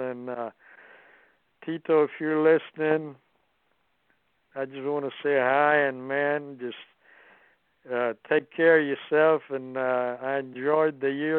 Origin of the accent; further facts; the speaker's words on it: Austin, Texas, United States; he was a Texas boy, and I was from Austin, Texas, and we really got along.